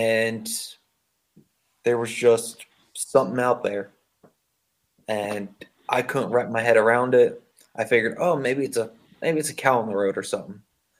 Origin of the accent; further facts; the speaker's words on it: Pine Barrens, New Jersey, United States; I grew up right outside the Pine Barrens